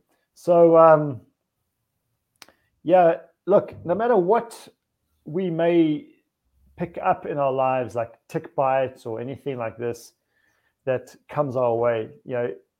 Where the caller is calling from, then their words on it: Hungary; I'm speaking from Hungary.